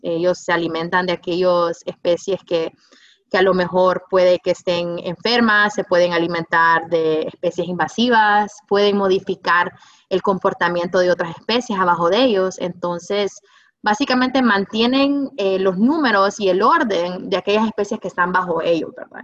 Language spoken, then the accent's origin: Spanish; Honduras; como hondureños